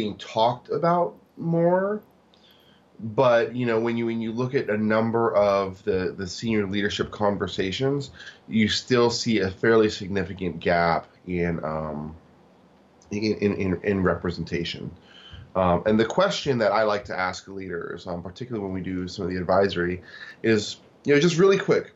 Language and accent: English; Tacoma, Washington, United States; also born or lived in Seoul, South Korea; So I was born in Seoul, South Korea, but I grew up in Tacoma, Washington.